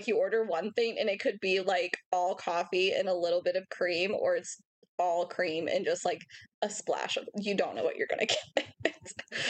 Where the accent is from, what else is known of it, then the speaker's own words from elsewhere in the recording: Northwest Indiana, United States; we grew up in Northwest Indiana, my husband